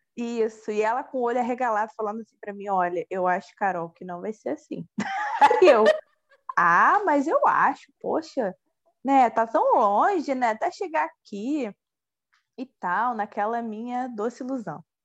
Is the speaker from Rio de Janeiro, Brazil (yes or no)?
yes; Nilópolis, Rio de Janeiro, Brazil; eu sou de Nilópolis, né, da Baixada Fluminense